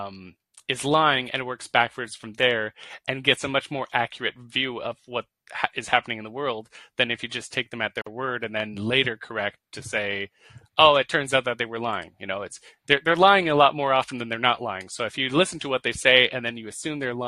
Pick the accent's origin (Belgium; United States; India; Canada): Canada; I'm Canadian